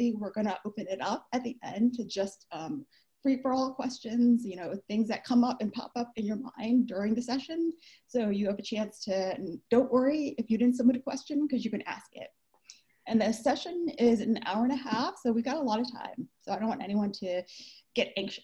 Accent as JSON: {"language": "English", "country": "United States", "moved": "as an adult", "lives_now": "Vancouver, Canada", "said": "I'm from the States"}